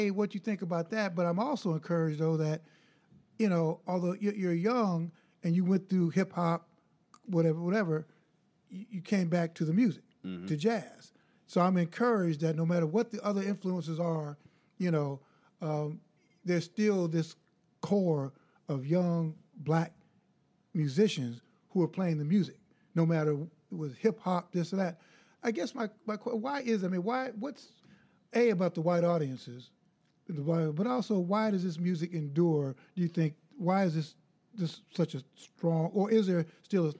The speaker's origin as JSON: {"language": "English", "town": "Chicago", "region": "Illinois", "country": "United States", "tie": "born or raised there", "said": "I grew up in Chicago."}